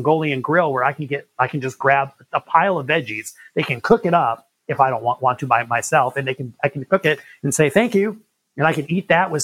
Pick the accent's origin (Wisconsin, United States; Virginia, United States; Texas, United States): Wisconsin, United States; Milwaukee; moved away as an adult; now in Rapid City, United States; I was born and raised 28 years in Milwaukee, Wisconsin